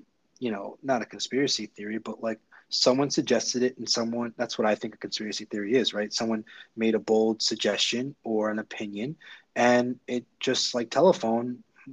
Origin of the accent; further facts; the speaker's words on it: United States; I'm an American.